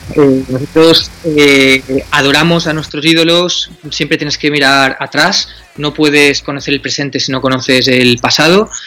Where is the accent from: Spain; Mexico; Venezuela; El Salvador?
Spain; Alcoy, Valencian Community; venimos de Alcoy, que es una ciudad que es postindustrial